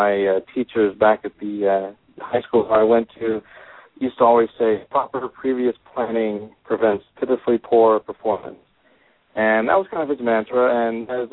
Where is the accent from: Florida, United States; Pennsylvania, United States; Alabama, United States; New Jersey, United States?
Pennsylvania, United States; Philadelphia; moved away; back in my hometown, Philadelphia